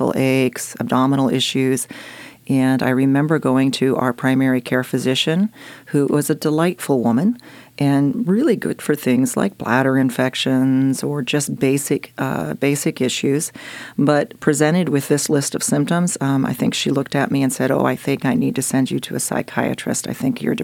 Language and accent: English; Jefferson, Oregon, United States; also born or lived in Austria; I grew up in Jefferson, Oregon.